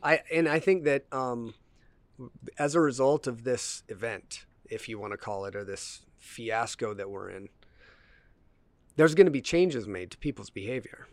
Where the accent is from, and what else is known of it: United States